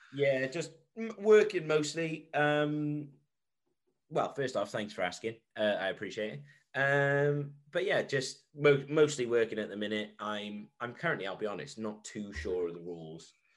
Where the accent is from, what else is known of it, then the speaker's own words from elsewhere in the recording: Wales, United Kingdom; I'm from Wales.